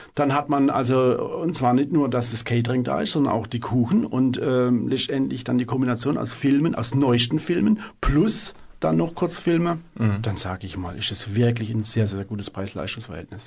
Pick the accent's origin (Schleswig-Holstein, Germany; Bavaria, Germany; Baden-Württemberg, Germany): Baden-Württemberg, Germany; Freiburg; Ich bin aus Freiburg